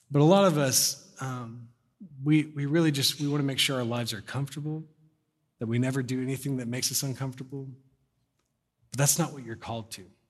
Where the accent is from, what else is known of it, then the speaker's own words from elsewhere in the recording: Corpus Christi, Texas, United States; moved away; when I lived in Corpus, 'cause I was born in Corpus Christi, so I was like ten or eleven